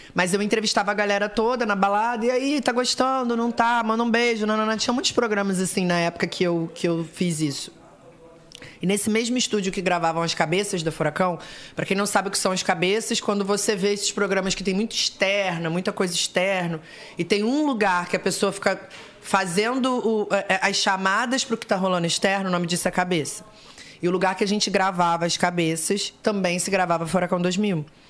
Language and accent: Portuguese; Rio de Janeiro, Brazil; accent: carioca; Nasci acho que é em Botafogo, que é a zona sul do Rio de Janeiro, mas eu morei a vida inteira na zona, zona norte do Rio, que é Tijuca